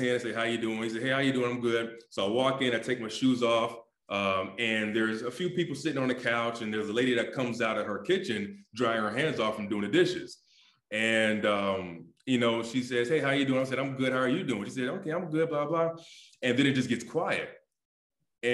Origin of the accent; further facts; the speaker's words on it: Ohio, United States; moved away as an adult; also born or lived in Winnipeg, Canada; I'm from Ohio, so I'm not from paradise by any means.